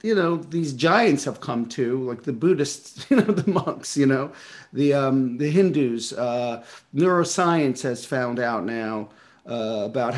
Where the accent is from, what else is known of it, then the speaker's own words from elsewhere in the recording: New York City, New York, United States; I grew up in Brooklyn